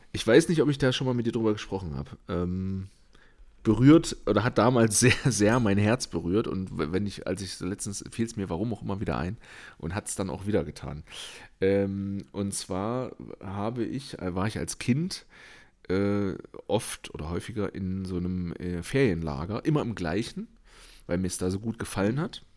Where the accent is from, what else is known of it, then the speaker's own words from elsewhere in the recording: eastern Germany, Germany; moved away; ich komme ja aus dem Osten